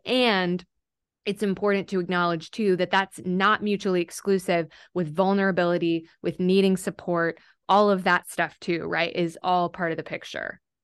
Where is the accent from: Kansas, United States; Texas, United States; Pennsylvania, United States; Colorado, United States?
Texas, United States; moved away as an adult; now in Nashville, United States; I was born in Texas. So I, uh, I am a native Texan